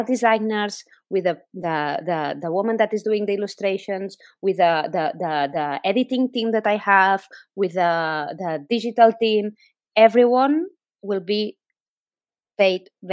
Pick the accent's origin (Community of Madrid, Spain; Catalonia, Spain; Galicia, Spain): Catalonia, Spain; Barcelona; English is a second language; moved away; I am originally from Catalonia, from Barcelona